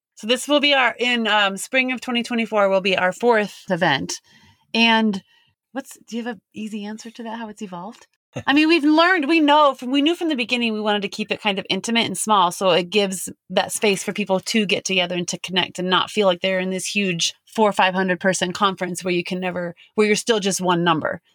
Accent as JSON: {"language": "English", "town": "Denver", "region": "Colorado", "country": "United States", "moved": "as an adult", "said": "We're from Denver, basically. We've raised our kids and family in Denver, Colorado"}